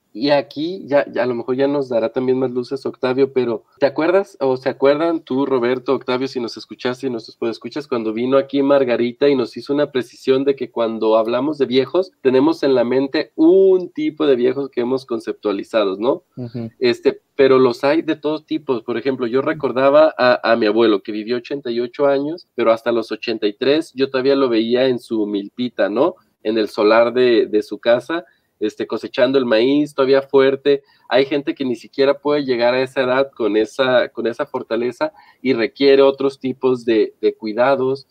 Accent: Mexico; en el entorno rural, que pues es donde yo nací, donde me desenvolví en buena parte de mi vida

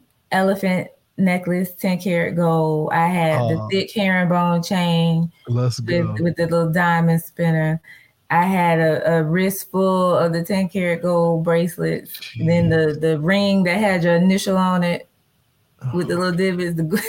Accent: Daytona Beach, Florida, United States; moved away as an adult; also born or lived in Atlanta, Georgia; now in Los Angeles, United States; Daytona Beach, Florida.

